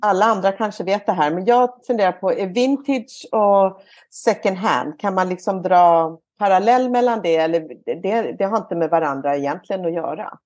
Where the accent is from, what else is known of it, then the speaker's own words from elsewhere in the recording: Malmö, Skåne, Sweden; now in Ängelholm, Sweden; jag växte upp i Malmö